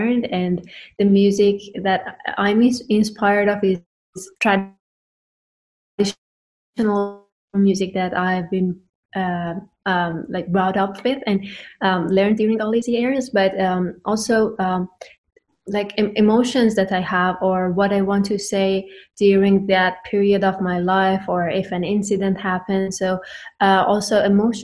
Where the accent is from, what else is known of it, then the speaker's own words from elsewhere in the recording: Iran; moved away as an adult; also born or lived in Tehran, Iran; now in Kingston, Canada; when I was back in Iran, in my home country